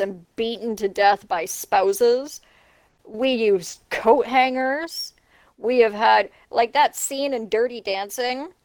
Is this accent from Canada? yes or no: yes; Canada; I'm not even American. I'm a Canadian. I live in a country